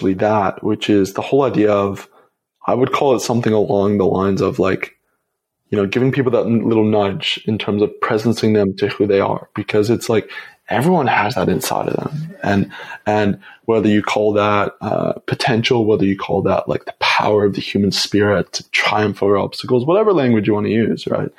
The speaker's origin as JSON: {"language": "English", "town": "Toronto", "region": "Ontario", "country": "Canada", "tie": "born or raised there", "also_born_or_lived": "Montreal", "moved": "as an adult", "said": "I went back home to Toronto, or went back to my dad's home and where I grew up in Canada for Christmas"}